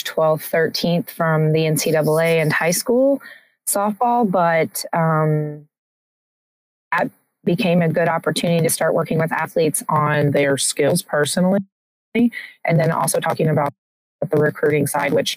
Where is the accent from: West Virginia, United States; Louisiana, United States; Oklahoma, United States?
Oklahoma, United States; Tulsa; also born or lived in Virginia; now in North Carolina, United States; I'm originally from Tulsa, Oklahoma